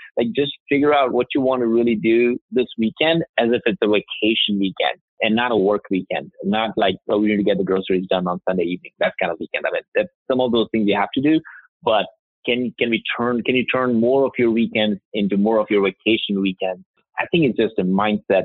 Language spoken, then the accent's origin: English; India; now in United States; I grew up in India